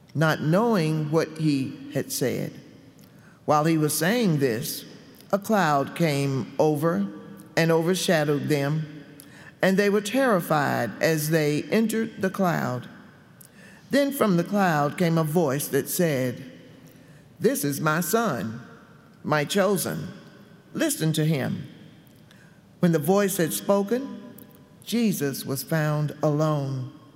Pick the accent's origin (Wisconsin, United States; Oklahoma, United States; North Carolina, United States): North Carolina, United States; Gastonia; when I was a little girl growing up in Gastonia, North Carolina.